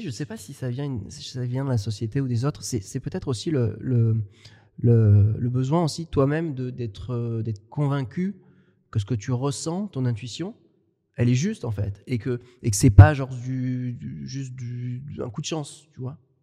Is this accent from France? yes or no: yes; France; accent: French; j'ai un accent euh, très français. Moi, j'ai du mal à perdre mon accent, que ce soit en espagnol